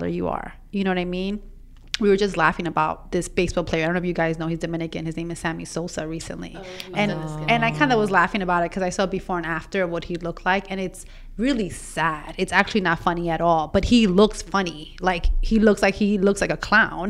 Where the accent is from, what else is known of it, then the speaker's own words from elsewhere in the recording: Ecuador; I'm from Ecuador